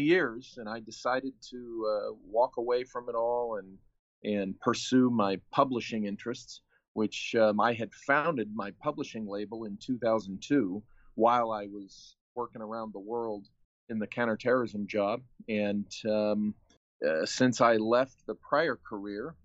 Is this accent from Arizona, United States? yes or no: no; San Diego, California, United States; I was born in San Diego, and, you know, this is pretty much my home state